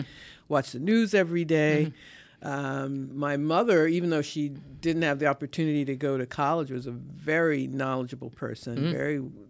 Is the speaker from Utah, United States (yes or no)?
no; Ohio, United States; born there; No, my parents are from the Midwest. I was born in Ohio.